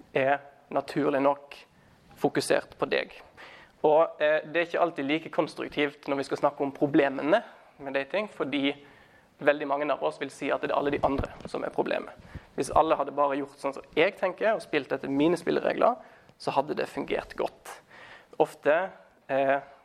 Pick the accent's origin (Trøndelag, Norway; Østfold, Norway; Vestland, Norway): Vestland, Norway; Os; also born or lived in Stavanger / Thailand; now in Trondheim, Norway; Jeg er eh, fra Os utenfor Bergen